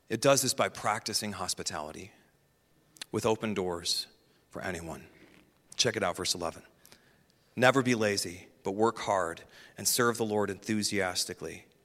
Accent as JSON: {"language": "English", "region": "Midwest", "country": "United States", "said": "I'm going to butcher this because I'm from the Midwest"}